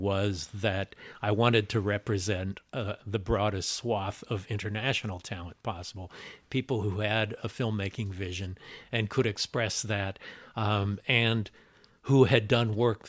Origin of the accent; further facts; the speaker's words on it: Los Angeles, California, United States; born there; And I was born in Los Angeles.